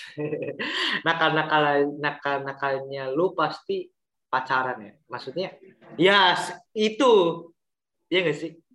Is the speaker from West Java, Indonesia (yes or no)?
no; Cilacap, Central Java, Indonesia; accent: Ngapak Cilacap; moved away; ngapak, gua ngapak Cilacap